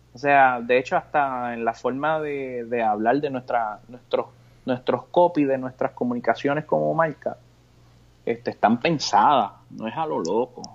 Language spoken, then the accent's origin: Spanish; Puerto Rico; como boricua